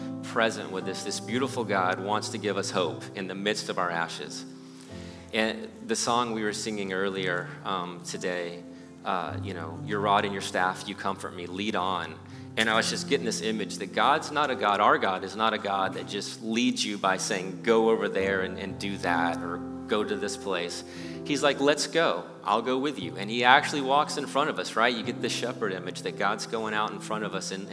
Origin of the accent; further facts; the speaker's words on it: Austin, Texas, United States; moved away as an adult; now in Houston, United States; I moved to Houston about 22 years ago or so from Austin, and I grew up in Austin